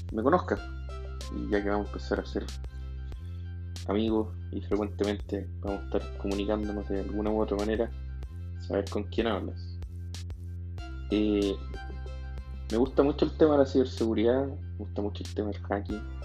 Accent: Chile; soy de Chile

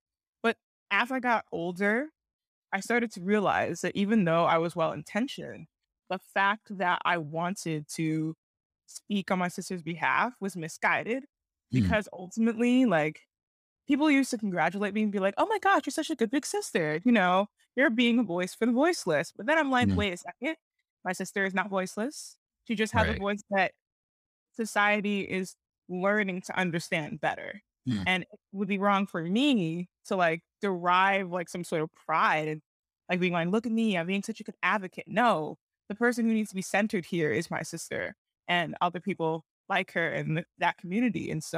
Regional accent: Cincinnati, Ohio, United States; born there; also born or lived in Geneva, Switzerland; So I was born in, I was born in Cincinnati, and my sister Kendra was born in Cincinnati.

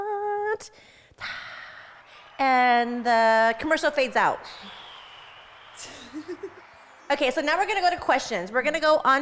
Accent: Los Angeles, California, United States; I'm from Los Angeles, California.

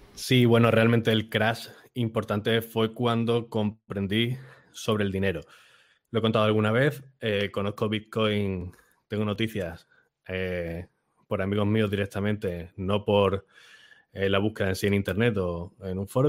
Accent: Málaga, Andalusia, Spain; nací en Málaga, que está al sur de Europa y al sur de España, cerquita de África

